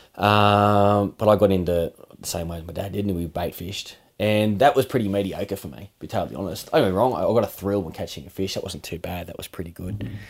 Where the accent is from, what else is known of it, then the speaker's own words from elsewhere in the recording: Australia; we grew up in Mara